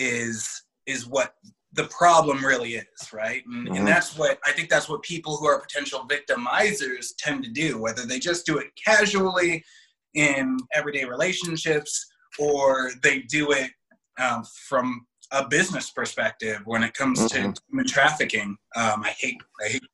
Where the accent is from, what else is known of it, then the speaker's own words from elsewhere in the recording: West Hollywood, California, United States; I grew up in West Hollywood